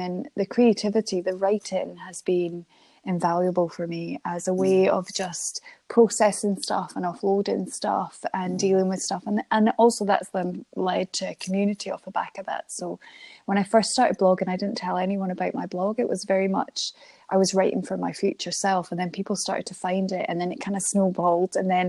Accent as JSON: {"language": "English", "town": "Dunkeld", "region": "Scotland", "country": "United Kingdom", "tie": "born or raised there", "also_born_or_lived": "Channel Islands", "said": "So I was born in Scotland. I moved to the Channel Islands when I was a baby, but and my dad is Scottish, and my sisters were born in Scotland. So we all moved back to Scotland. We moved to Dunkeld"}